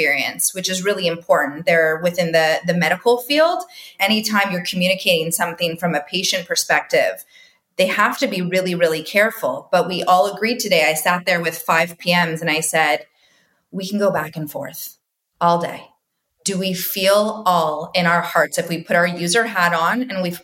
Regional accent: Toronto, Ontario, Canada; now in United States; I go back to my Canadian roots. I always think about the core interrelational nature of growing up in Toronto

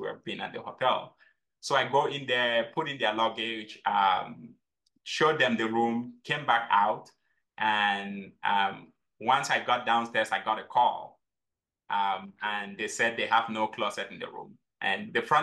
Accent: Cameroon; now in United States; I grew up in Cameroon, and growing up in Cameroon, we had six farms.

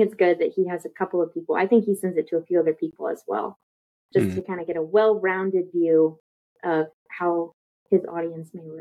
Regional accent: Houston, Texas, United States; also born or lived in Corpus Christi, Texas; I live in Houston, Texas. Been here pretty much my whole life. We moved here when I was 7 from Corpus Christi for my dad's job

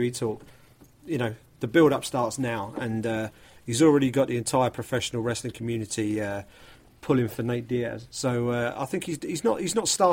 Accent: United Kingdom; as a Brit

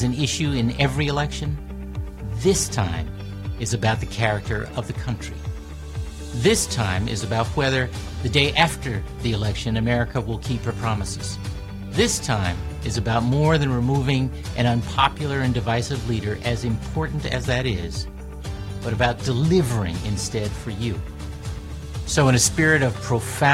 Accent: Chicago, Illinois, United States; moved away; also born or lived in Massachusetts; Grew up on the south side of Chicago. I lived there with my grandparents

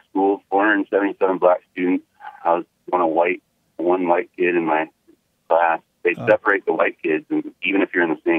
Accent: U.S. Virgin Islands; Oh, you'll love this part. I'm from the Virgin Islands, and it's all black cops, all black judge, all black everything.

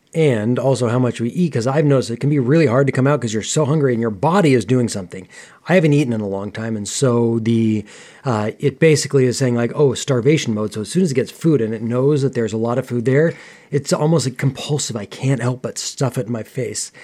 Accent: United States; I grew up in America, and particularly during my teen years

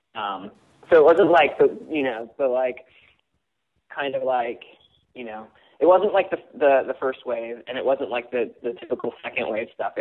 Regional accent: Simi Valley, California, United States; I grew up in Simi Valley, California, which is uh, west of Los Angeles

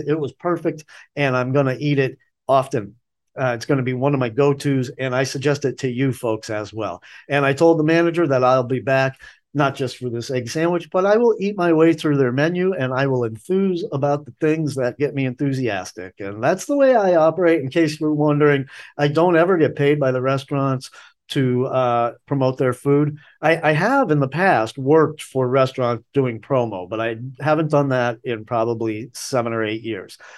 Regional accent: Boston, Massachusetts, United States; moved away as an adult; now in Asheville, United States; I grew up in Boston

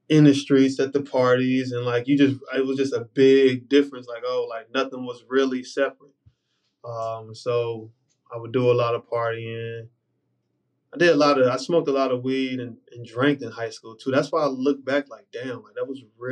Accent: Charlotte, North Carolina, United States; growing up in Charlotte

